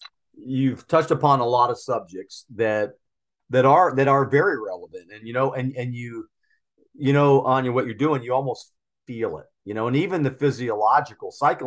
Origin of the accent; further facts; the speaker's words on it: United States; the way I was raised in the States, I'm a little bit older than you